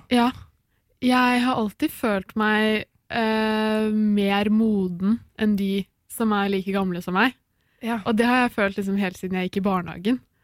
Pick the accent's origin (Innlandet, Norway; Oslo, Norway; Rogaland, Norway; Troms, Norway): Oslo, Norway; moved away as an adult; now in Bergen, Norway; jeg er fra Oslo.